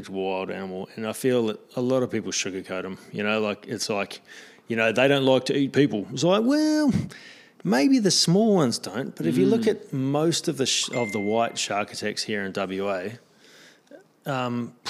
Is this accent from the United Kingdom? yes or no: no; New Zealand; now in Australia; I'm a Kiwi